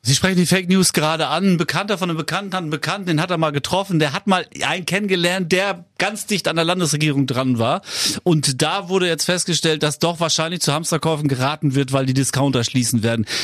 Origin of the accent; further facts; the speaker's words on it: Schleswig-Holstein, Germany; als Schleswig-Holsteiner